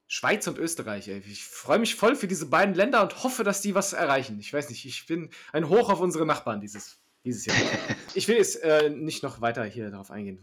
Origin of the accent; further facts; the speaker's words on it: Germany; Deutschland ist halt das Land, wo ich geboren bin